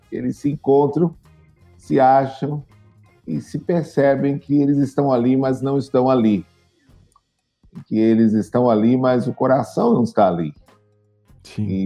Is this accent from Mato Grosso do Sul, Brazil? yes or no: no; Salvador, Bahia, Brazil; Então, gente, é, eu sou de Salvador, né, na Bahia, aqui na Bahia.